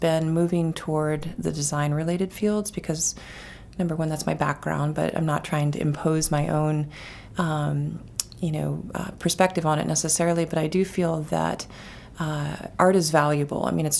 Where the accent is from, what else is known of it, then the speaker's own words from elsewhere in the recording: South Dakota, United States; now in Biddeford, United States; I grew up in a town that had a great downtown, and we spent a lot of time there. Our monolithic, you know, pieces of architecture were grain silos.